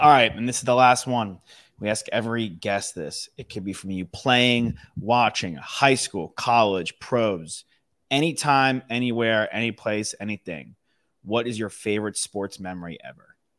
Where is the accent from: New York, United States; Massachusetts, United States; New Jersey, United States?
New York, United States; Long Island; where I grew up in Long Island